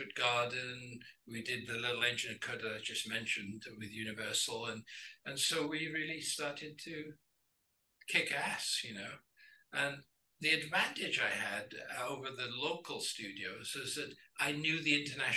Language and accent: English; Wales, United Kingdom; moved away as an adult; now in Los Angeles, United States; I'm born and raised in Wales and Welsh.